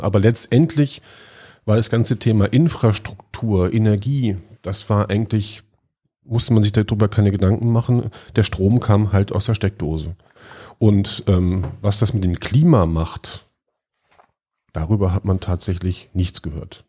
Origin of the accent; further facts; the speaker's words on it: Lüneburg, Lower Saxony, Germany; moved away; in meiner Heimatstadt Lüneburg